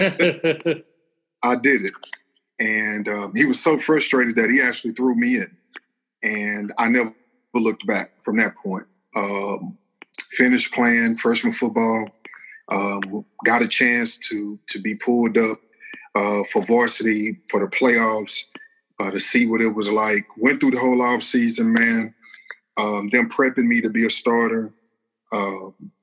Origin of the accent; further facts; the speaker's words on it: Texas, United States; also born or lived in Ripley, Tennessee; I started playing football, man, when I was 3 years old out in a front yard out in Turo, Texas, with my older brothers